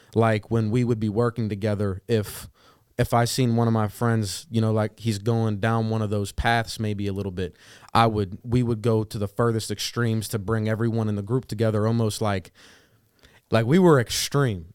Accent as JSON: {"language": "English", "town": "New Castle", "region": "Pennsylvania", "country": "United States", "tie": "born or raised there", "moved": "as an adult", "lives_now": "Pittsburgh, United States", "said": "I was born and raised in Newcastle, Pennsylvania, not too far from Youngstown"}